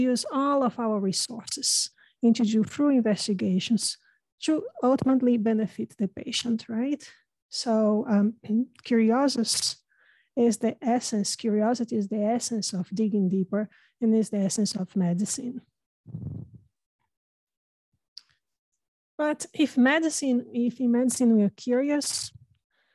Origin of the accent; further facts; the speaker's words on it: Brazil; English is a second language; now in United States; I have an accent. And as Dr. Rastogi mentioned, I'm not originally from America, I'm Brazilian.